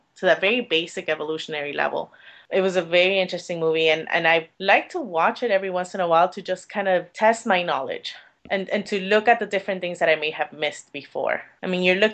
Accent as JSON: {"language": "English", "town": "Miami", "region": "Florida", "country": "United States", "said": "I'm from Miami"}